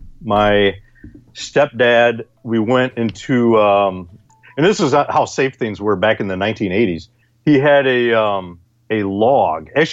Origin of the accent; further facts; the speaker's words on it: Illinois, United States; born there; This was in Illinois. I was born in Illinois.